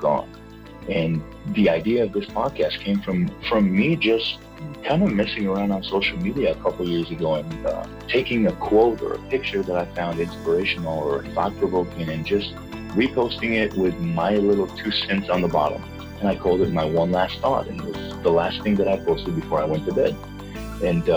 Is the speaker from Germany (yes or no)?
no; Israel; moved away as an adult; now in North Carolina, United States; I was born in Israel and I grew up over there.